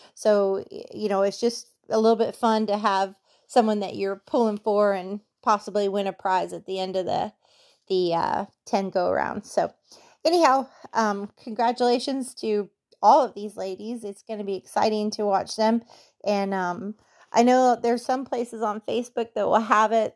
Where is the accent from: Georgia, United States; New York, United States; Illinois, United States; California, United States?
California, United States; Norco; I grew up in Norco